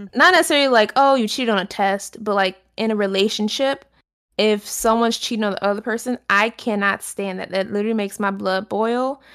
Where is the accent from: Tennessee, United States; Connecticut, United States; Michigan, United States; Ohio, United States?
Michigan, United States; Detroit; I'm from Detroit